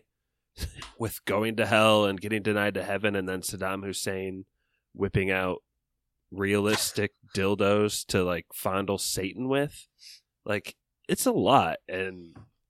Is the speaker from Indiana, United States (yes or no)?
yes; Northern Indiana, United States; I grew up in Indiana. I grew up in Northern Indiana